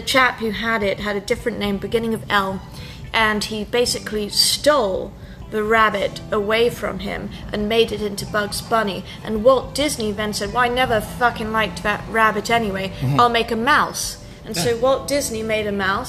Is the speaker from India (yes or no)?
no; United Kingdom; I'm British